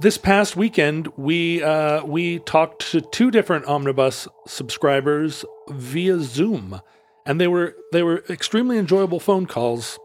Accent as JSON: {"language": "English", "region": "Alaska", "country": "United States", "tie": "born or raised there", "said": "Growing up in Alaska in the seventies"}